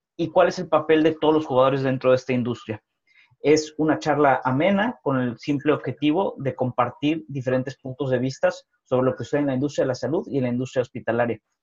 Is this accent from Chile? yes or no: no; Mexico; yo siendo mexicano